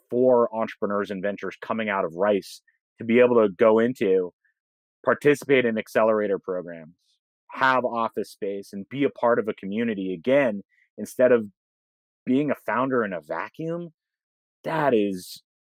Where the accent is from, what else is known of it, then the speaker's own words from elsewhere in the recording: Massachusetts, United States; I grew up in the Boston suburbs, and so um, my my factory default setting is to always feel like the redheaded stepchild with a chip on my shoulder relative to a place like New York